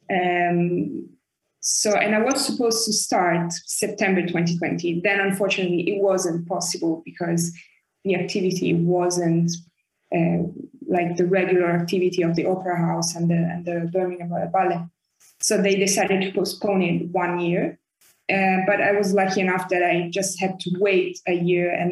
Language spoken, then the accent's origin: English; Florence, Tuscany, Italy; moved away as an adult; also born or lived in Paris, France / Germany / Michigan, United States; now in London, United Kingdom; Florence. I was born in Paris, actually.